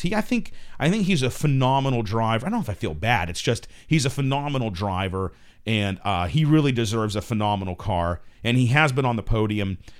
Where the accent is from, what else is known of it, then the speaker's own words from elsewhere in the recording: United States; as an American